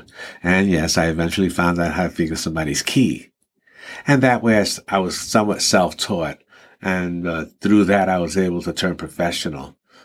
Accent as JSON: {"language": "English", "town": "New York City", "region": "New York", "country": "United States", "tie": "born or raised there", "also_born_or_lived": "Ponce, Puerto Rico", "said": "I was raised in the Bronx"}